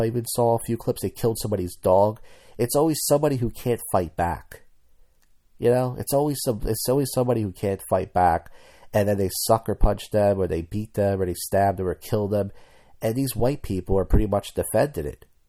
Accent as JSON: {"language": "English", "town": "Philadelphia", "region": "Pennsylvania", "country": "United States", "said": "I'm from Philadelphia"}